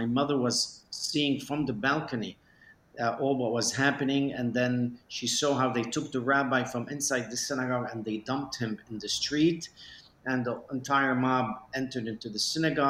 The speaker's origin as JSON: {"language": "English", "town": "Beirut", "region": "Beirut Governorate", "country": "Lebanon", "tie": "born there", "said": "I was born in Beirut, Lebanon. My parents were from Aleppo, Syria."}